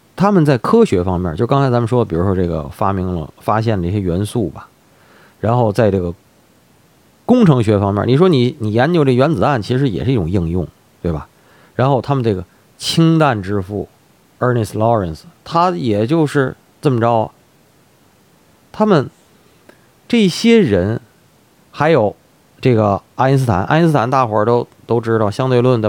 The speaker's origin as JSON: {"language": "Chinese", "region": "Tianjin", "country": "China", "said": "咱们天津人老说这个显摆"}